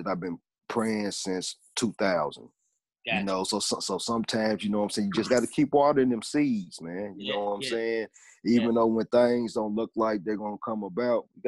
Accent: Hopkinsville, Kentucky, United States; I'm from Hopkinsville, Kentucky

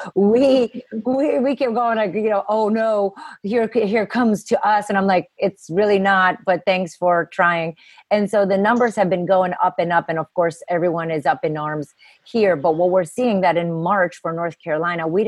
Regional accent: Romania; now in United States; I grew up in communism. I come from Romania. And I grew up in communism

